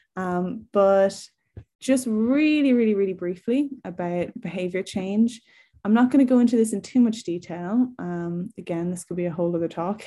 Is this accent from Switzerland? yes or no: no; Ireland; now in England, United Kingdom; I'm from Ireland, if you can't tell from my accent, um, but I'm currently living in England